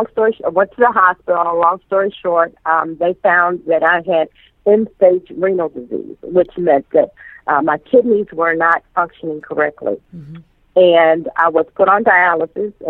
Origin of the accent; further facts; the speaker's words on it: New York City, New York, United States; moved away as an adult; also born or lived in Tallahassee, Florida; now in Miami, United States; I was raised in Brooklyn, New York